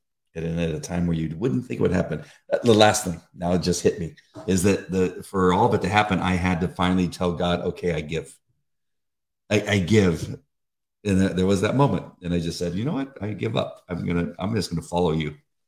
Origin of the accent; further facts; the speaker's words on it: Beverly Hills, California, United States; Growing up in Beverly Hills, there was a large Jewish community.